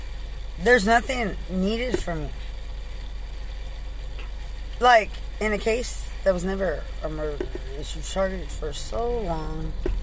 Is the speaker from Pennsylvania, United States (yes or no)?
no; Lubbock, Texas, United States; I'm from Lubbock.